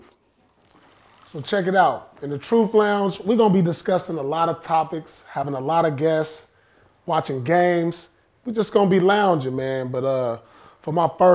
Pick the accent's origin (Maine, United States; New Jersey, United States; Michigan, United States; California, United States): California, United States; Inglewood; we grew up together in Inglewood High School. We played JV together.